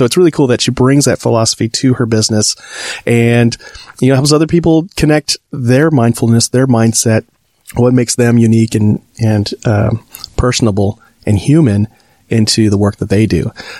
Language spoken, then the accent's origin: English; California, United States; calling in from San Francisco, California, my home state, California.